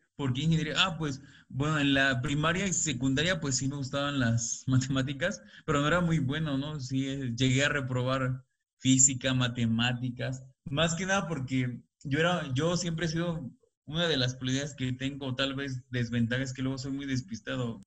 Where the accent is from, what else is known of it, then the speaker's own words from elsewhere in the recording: Xalapa, Veracruz, Mexico; moved away as an adult; now in Mexico City, Mexico; Yo soy de Jalapa, Veracruz